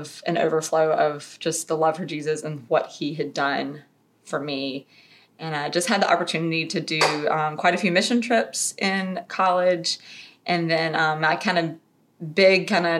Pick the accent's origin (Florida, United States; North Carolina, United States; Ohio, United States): North Carolina, United States; Raleigh; I'm from the Raleigh area, so Raleigh born and bred, which there's not very many of us left